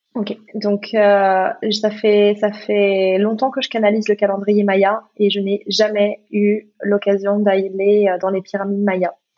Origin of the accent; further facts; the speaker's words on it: Gabon; l'iboga, qui est la médecine de mon, de mon pays, parce que je suis née, je suis née au Gabon